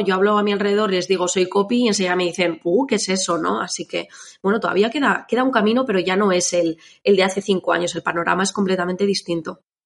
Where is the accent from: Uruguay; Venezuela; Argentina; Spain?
Spain; Navarre; now in Biscay, Spain; me mudé, soy de Navarra, me vine a vivir aquí